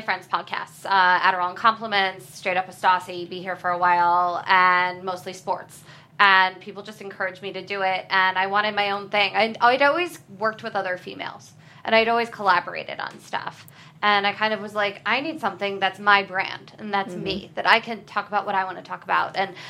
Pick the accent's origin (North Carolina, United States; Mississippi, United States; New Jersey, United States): New Jersey, United States